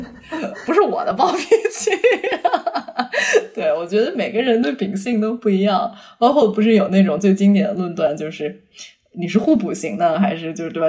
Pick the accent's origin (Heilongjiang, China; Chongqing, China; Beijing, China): Beijing, China; moved away as an adult; also born or lived in Shanghai / United States; 我是北京人，然后我是十八岁去上海上的大学嘛